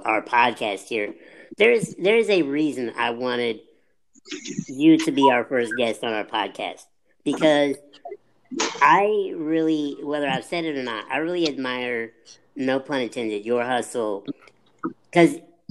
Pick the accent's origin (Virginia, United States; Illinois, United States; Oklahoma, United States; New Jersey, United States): Illinois, United States; now in Atlanta, United States; I'm from the Midwest, originally from Illinois. Shout out to Paris, Illinois